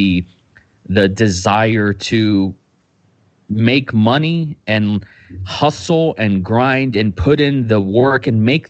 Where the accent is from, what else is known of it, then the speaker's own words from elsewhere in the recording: Austin, Texas, United States; I'm from Austin, Texas. I'm an indie filmmaker out here on the 512.